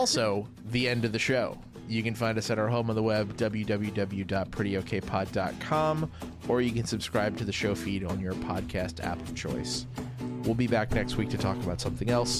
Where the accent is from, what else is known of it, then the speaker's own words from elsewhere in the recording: Louisiana, United States; moved away; I grew up in Louisiana